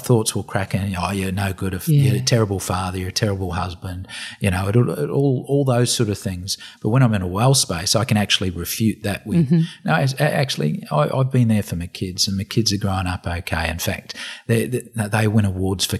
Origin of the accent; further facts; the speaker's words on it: New Zealand; now in Australia; I'm a Kiwi